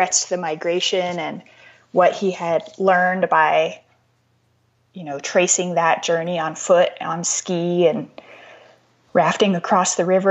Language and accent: English; Wyoming, United States; also born or lived in Washington, D.C.; my home state